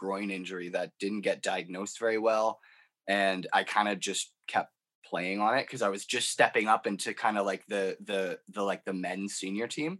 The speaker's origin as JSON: {"language": "English", "country": "Canada", "tie": "born or raised there", "said": "growing up in Canada"}